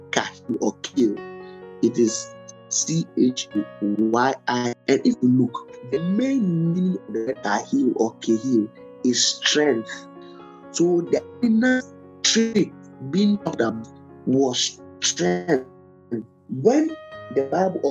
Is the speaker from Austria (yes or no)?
no; Ghana; I'm a Ghanaian